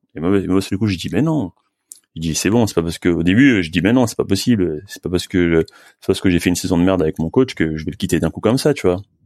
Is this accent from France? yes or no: yes; France; je suis français, je suis pas, suis pas brésilien